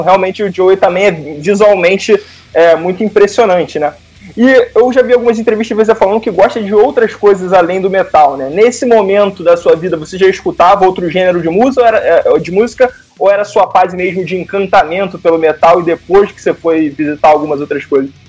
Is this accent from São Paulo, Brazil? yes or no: no; Rio de Janeiro, Brazil; also born or lived in Paraíba do Sul; eu sou do Rio de Janeiro, capital, mas morei no interior do Rio de Janeiro, numa cidade chamada Paraíba do Sul